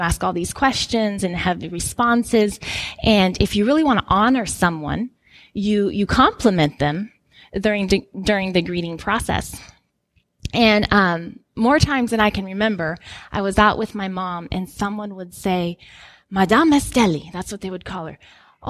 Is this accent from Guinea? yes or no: yes; Guinea; some of you know that I grew up in Guinea, West Africa. So my parents are missionaries.